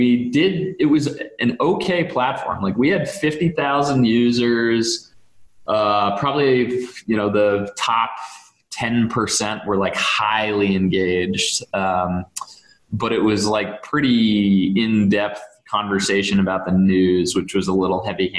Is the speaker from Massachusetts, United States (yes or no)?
yes; Duxbury, Massachusetts, United States; a buddy of mine, Greg Gomer, who I grew up with in Duxbury